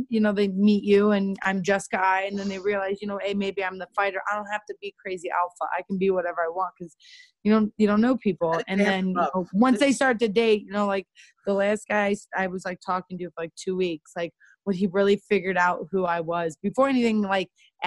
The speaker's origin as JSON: {"language": "English", "town": "Cleveland", "region": "Ohio", "country": "United States", "tie": "born or raised there", "moved": "as an adult", "said": "I was in Cleveland from Ohio. I'd been there my whole, you know, life"}